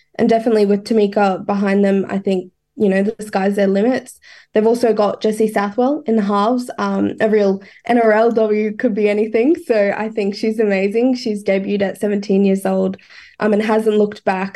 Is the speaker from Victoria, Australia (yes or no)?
no; Queensland, Australia; I am a Queenslander